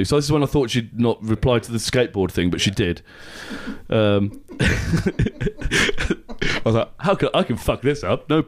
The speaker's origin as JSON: {"language": "English", "town": "Aylesbury", "region": "South East England", "country": "United Kingdom", "tie": "born or raised there", "also_born_or_lived": "Watford / Tring", "said": "I was born in Watford. They moved to Tring when I was a baby, then to Weston Turville, a village just outside of Aylesbury"}